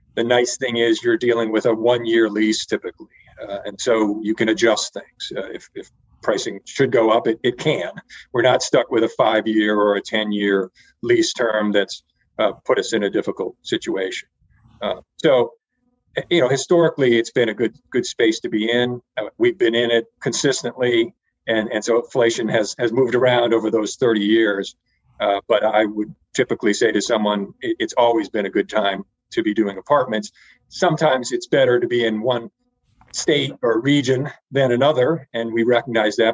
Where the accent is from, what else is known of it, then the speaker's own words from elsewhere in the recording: Connecticut, United States; moved away as an adult; also born or lived in Dallas, Texas; I live in Connecticut. This is uh, the state that I grew up